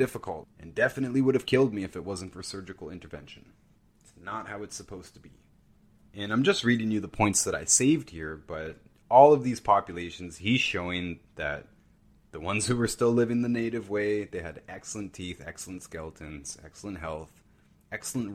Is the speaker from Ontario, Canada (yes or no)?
yes; near Brantford, Ontario, Canada; This is not far from where I grew up. Brantford, Ontario.